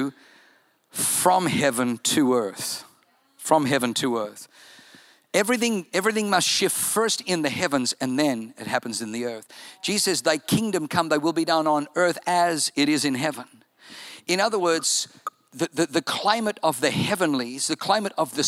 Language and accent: English; Germany; now in United States; I was born in Germany